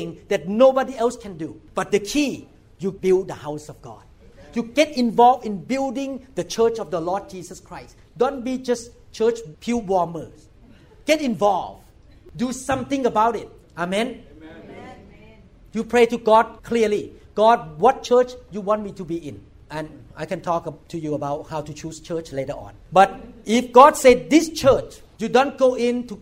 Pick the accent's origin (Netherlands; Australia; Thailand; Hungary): Thailand; English is a second language; moved away as an adult; I'm a neurosurgeon from Thailand